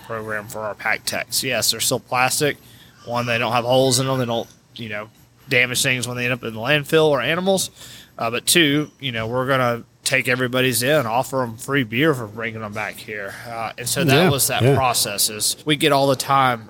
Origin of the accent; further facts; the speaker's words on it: Chattanooga, Tennessee, United States; also born or lived in New Orleans; I grew up here on the Tennessee River